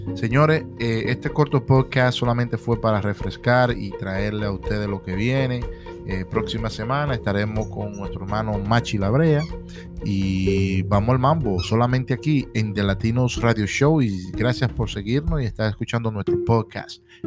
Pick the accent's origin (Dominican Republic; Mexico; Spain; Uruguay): Dominican Republic; Puerto Plata; now in Allentown, United States; mi tierra natal